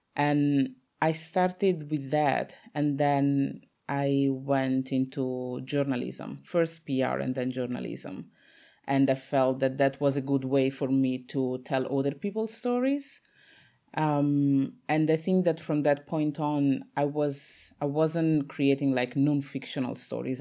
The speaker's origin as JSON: {"language": "English", "country": "Italy", "tie": "born or raised there", "said": "I was born in Italy, my parents are from Congo"}